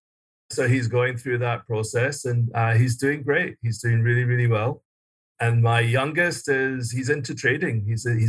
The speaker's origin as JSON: {"language": "English", "town": "Glasgow", "region": "Scotland", "country": "United Kingdom", "tie": "born or raised there", "also_born_or_lived": "London", "moved": "as an adult", "said": "I was born and raised in Scotland, Glasgow, Scotland, and went to school there"}